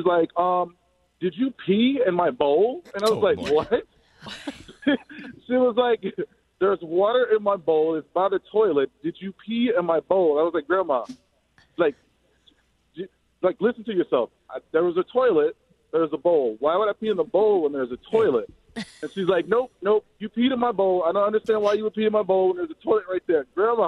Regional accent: Mississippi, United States; now in Iowa, United States; So I'm originally from Mississippi. I live in Iowa now.

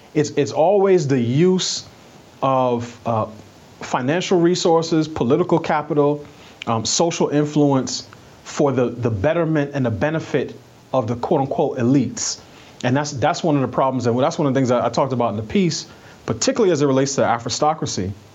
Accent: New York City, New York, United States; moved away; I'm from New York. I grew up in New York City

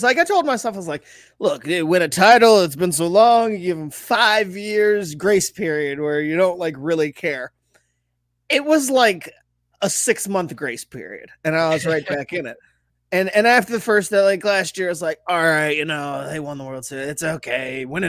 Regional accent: Toledo, Ohio, United States; I'm from Toledo

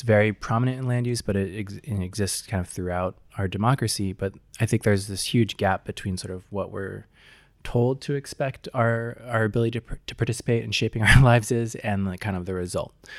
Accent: Seattle, Washington, United States; I grew up in Seattle, Washington

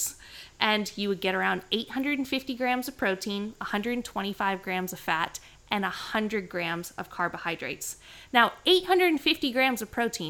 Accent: Canada; moved away; growing up in Canada

